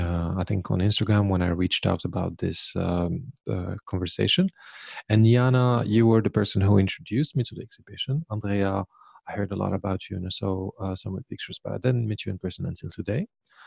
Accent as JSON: {"language": "English", "country": "Morocco", "also_born_or_lived": "Sweden", "moved": "yes", "lives_now": "Munich, Germany", "said": "I know how to ski and snowboard from Morocco, actually, because they think, okay, Morocco has only dunes and camels, but we actually have snow."}